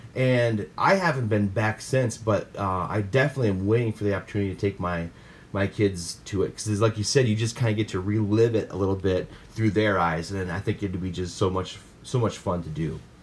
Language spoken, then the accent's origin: English; Midwest, United States; we're from the Midwest